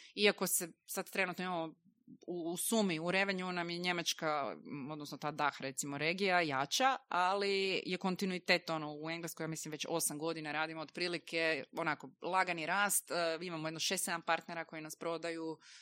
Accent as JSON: {"language": "Croatian", "country": "Croatia", "said": "kod nas u Hrvatskoj"}